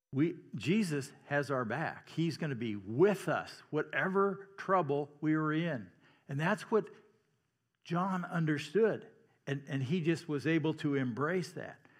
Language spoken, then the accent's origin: English; Iowa, United States; I'm from Iowa, so that's how I pronounce Missouri.